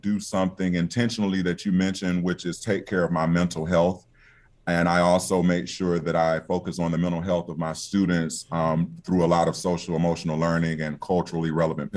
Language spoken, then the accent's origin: English; Albany, Georgia, United States; also born or lived in New York / Washington, D.C.; here in my hometown of Albany